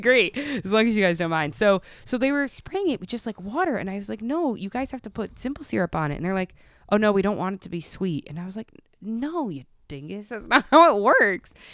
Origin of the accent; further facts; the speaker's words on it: Stamford, Connecticut, United States; now in Milford, United States; born and raised in Stanford. So, I lived in Stanford.